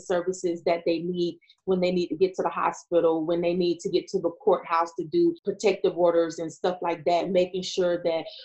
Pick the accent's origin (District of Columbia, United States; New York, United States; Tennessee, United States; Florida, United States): Florida, United States; Panama City; also born or lived in Tallahassee, Florida; I'm from Florida. So I was born in Tallahassee, but raised up in Panama City